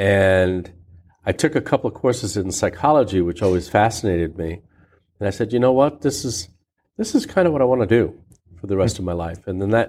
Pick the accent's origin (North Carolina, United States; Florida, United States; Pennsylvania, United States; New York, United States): Florida, United States; Miami; also born or lived in Santiago, Cuba; So I was born in Cuba. I was born in Santiago, Cuba. My parents are from Santiago. Our lineage is Basque, so we go back to the Basque country in Spain. And we moved to Miami when I was 4.